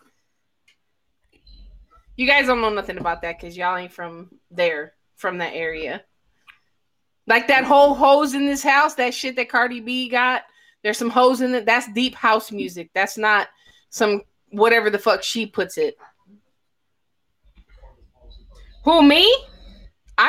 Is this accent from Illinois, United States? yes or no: yes; Aurora, Illinois, United States; now in Texas, United States; I'm actually from Illinois. Aurora, Illinois, Chicago, whatever. But I'm in Texas.